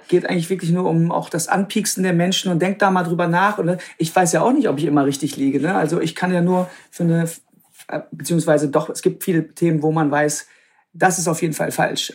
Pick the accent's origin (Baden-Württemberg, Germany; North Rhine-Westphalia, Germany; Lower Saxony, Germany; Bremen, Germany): North Rhine-Westphalia, Germany; Krefeld; also born or lived in Münster / Netherlands; Ich bin in Münster geboren, aber ich bin aufgewachsen am, am Niederrhein, also direkt an der holländischen Grenze, Krefeld, die Ecke